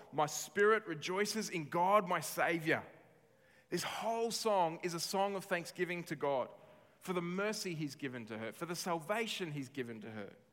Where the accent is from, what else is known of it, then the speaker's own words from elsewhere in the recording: Australia; as Australian citizens